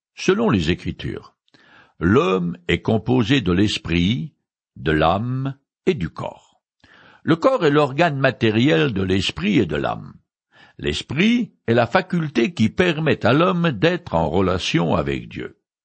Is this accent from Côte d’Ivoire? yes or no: no; France; je suis né français et un peu rétro